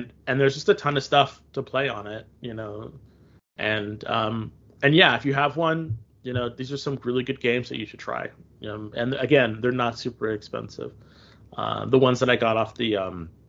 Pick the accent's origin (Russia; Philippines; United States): United States; I'm an American